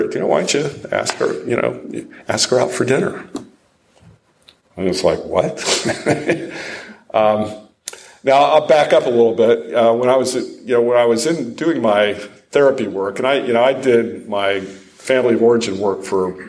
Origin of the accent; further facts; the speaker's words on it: Ohio, United States; also born or lived in Rochester, New York / Detroit; now in Franklin, United States; I grew up in Ohio, so I was a Yankee.